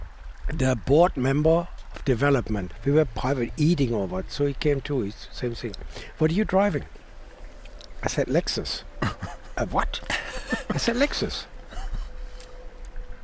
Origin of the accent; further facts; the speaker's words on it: Essen, North Rhine-Westphalia, Germany; English is a second language; moved away as an adult; also born or lived in Canada; now in United States; I grew up in Essen. It's an industrial town, kind of the northern part of Germany, a mid-northern part